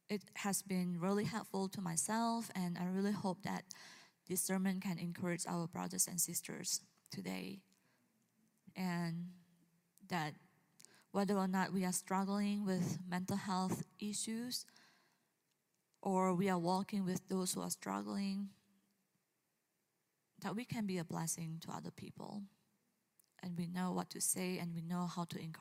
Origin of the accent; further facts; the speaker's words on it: Indonesia; moved away; growing up in Indonesia